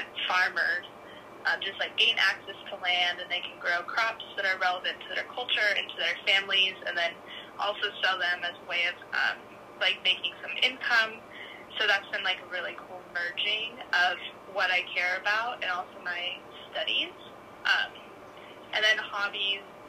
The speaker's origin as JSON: {"language": "English", "town": "Tri-Cities", "region": "Washington", "country": "United States", "moved": "as an adult", "lives_now": "Seattle, United States", "said": "I'm originally from Tri-Cities, Washington, which is like the desert side of Washington"}